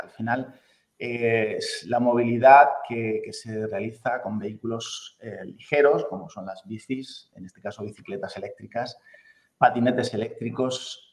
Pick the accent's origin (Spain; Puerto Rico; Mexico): Spain